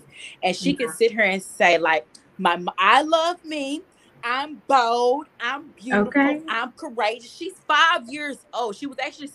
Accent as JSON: {"language": "English", "town": "Jefferson", "region": "Texas", "country": "United States", "tie": "born or raised there", "moved": "yes", "said": "my church in my hometown, Jefferson. Shout out to Jefferson, Texas."}